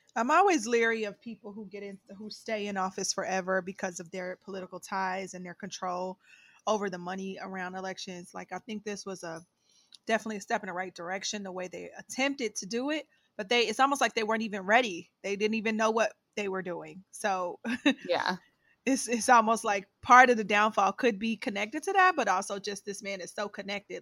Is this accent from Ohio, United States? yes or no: yes; Ohio, United States; moved away; I am from Ohio, but I've been away for a really long time